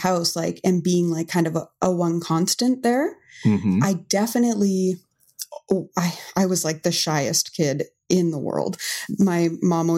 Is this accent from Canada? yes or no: yes; Hamilton, Ontario, Canada; now in Mississauga, Canada; I grew up in Hamilton my whole life